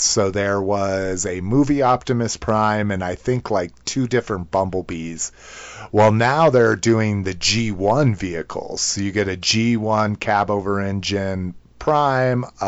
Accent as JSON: {"language": "English", "region": "New Mexico", "country": "United States", "tie": "born or raised there", "said": "growing up in New Mexico"}